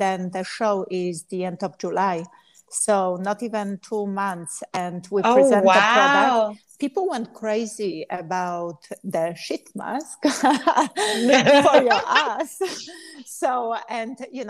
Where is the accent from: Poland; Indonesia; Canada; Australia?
Poland; English is a second language; moved away; I'm from Poland